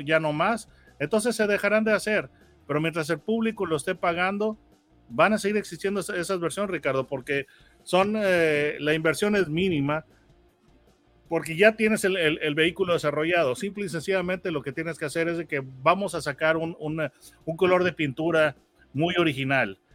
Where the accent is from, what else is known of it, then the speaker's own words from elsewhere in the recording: Mexico; aquí nosotros tenemos un dicho en México